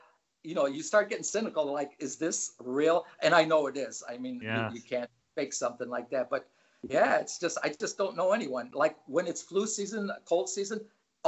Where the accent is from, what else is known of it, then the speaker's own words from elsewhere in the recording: East Chicago, Indiana, United States; moved away as an adult; also born or lived in Southampton, England; now in Ventura, United States; I grew up in East Chicago, Indiana, which is just outside of Chicago on the Indiana border, on the southern end of Lake Michigan. I grew up there, and I lived there for 60 years